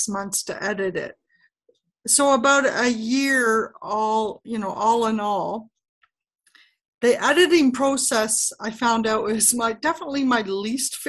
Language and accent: English; Canada; I am Canadian